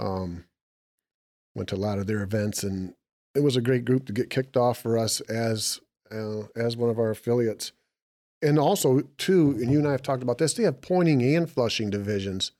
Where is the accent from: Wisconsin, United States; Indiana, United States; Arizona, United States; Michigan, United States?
Michigan, United States; We're from Michigan